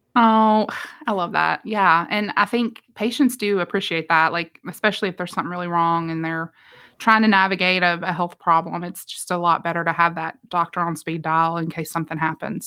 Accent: West Virginia, United States; now in Georgia, United States; I'm from West Virginia originally

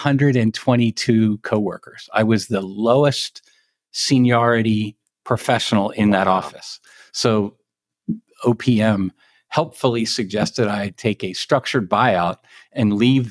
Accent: New Castle County, Northern Delaware, United States; moved away as an adult; also born or lived in Western Maryland; now in Frederick County, Maryland, United States; I grew up in Newcastle County, Northern Delaware

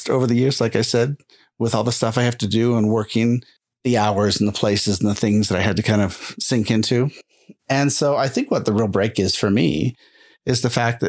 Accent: Utah, United States; moved away as an adult; also born or lived in California / Austin, Texas; We're really from Utah

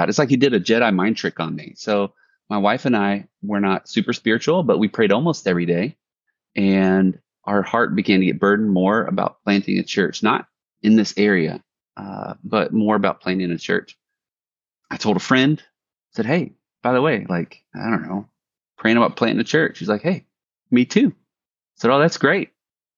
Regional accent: Biloxi, Mississippi, United States; also born or lived in Bay St. Louis, Mississippi; So I'm from the Mississippi Gulf Coast, and I was a military brat. Long story short, grew up in Biloxi

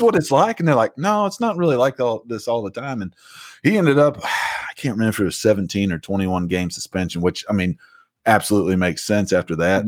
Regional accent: Southern Illinois, United States; now in Hattiesburg, United States; I grew up in Southern Illinois

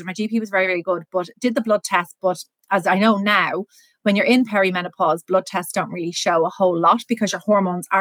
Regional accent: Ireland; also born or lived in Dublin; I'm based in Dublin, born and raised in Ireland.

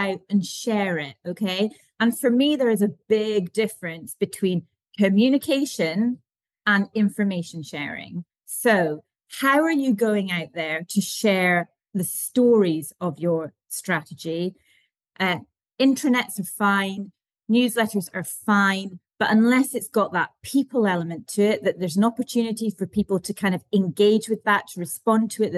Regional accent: the Highlands, Scotland, United Kingdom; we are from the Highlands

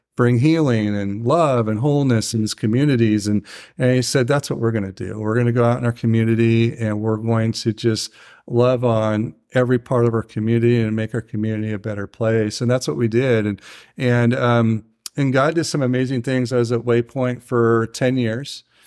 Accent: Tujunga, California, United States; I'm from Tahunga, and it's in the San Fernando Valley

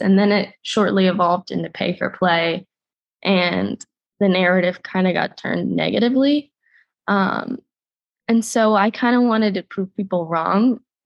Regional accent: Florida, United States; moved away as an adult; now in Atlanta, United States; I'm a Florida girl through and through

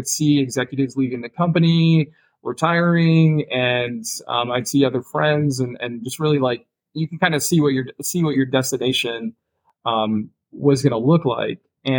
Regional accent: Minnesota, United States; born there; now in San Diego, United States; But I was born in Minnesota. I live in San Diego today. Been in a few different parts of the country

